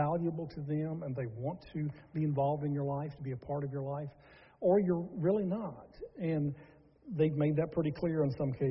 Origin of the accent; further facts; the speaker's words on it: Charlotte, North Carolina, United States; growing up in Charlotte, North Carolina, is where we're from